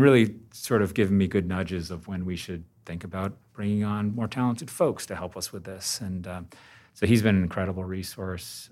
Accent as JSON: {"language": "English", "region": "Vermont", "country": "United States", "tie": "born or raised there", "said": "I grew up in Vermont. Um, I chose to live here and raise my family."}